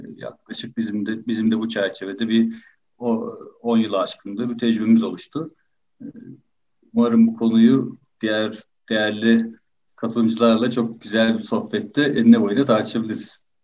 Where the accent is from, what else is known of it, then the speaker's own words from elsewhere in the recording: Ankara, Turkey; Ben Ankara doğumluyum.